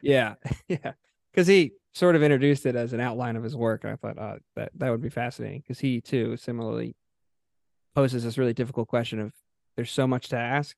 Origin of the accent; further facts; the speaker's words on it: Haddonfield, New Jersey, United States; also born or lived in South Philadelphia; now in Philadelphia, United States; I grew up in Haddonfield